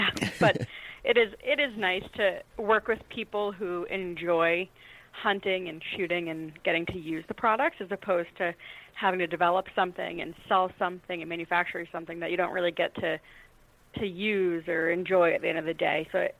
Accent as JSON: {"language": "English", "region": "New England", "country": "United States", "tie": "born or raised there", "said": "I grew up in New England, which tends to have some varying opinions on them."}